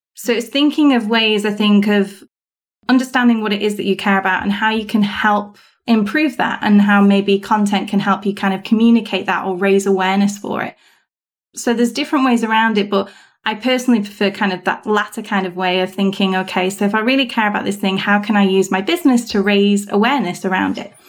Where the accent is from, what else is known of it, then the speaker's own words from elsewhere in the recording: United Kingdom; being British